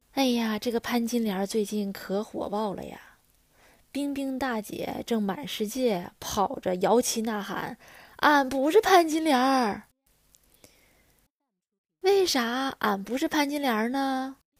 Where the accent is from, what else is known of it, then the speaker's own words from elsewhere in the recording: China; 在我们中国人心里